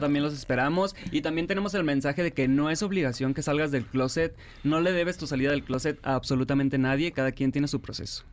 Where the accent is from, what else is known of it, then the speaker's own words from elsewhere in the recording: Sinaloa, Mexico; now in Mexico City, Mexico; yo soy de Sinaloa